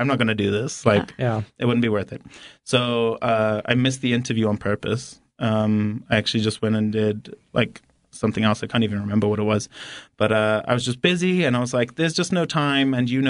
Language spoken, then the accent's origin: English; Harare, Zimbabwe; moved away as an adult; now in United States; So I'm from Harare, Zimbabwe, actually. Grew up, was born and raised there.